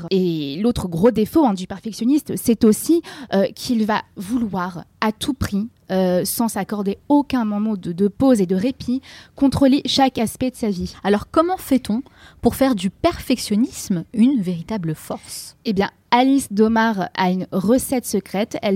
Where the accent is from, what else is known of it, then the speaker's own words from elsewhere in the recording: England, United Kingdom; accent: English; French is a second language; Pardon pour mon petit accent anglais.